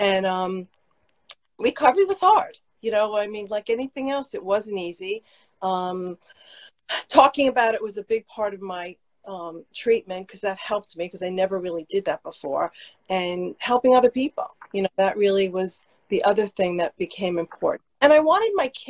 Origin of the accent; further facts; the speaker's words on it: New Jersey, United States; I grew up in North Jersey